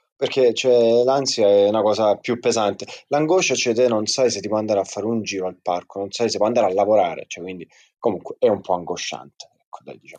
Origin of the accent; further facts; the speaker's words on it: Lecce, Apulia, Italy; ve la dico pure in dialetto, tanto siamo tutti di Lecce